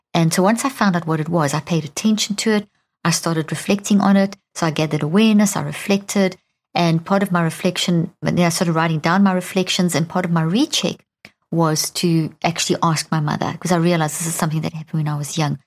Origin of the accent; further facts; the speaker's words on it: Pretoria, Gauteng, South Africa; I grew up in South Africa. In it was a nightmare in a place called Pretoria, which is the capital. And when I was a child, we lived on a in a beautiful home